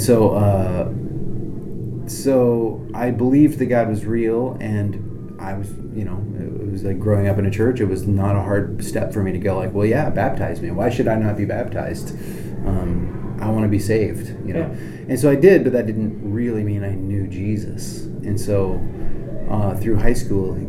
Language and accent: English; the Deep South, United States; born or raised there; also born or lived in central Illinois